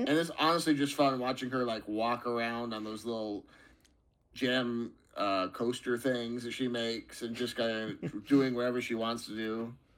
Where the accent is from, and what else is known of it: United States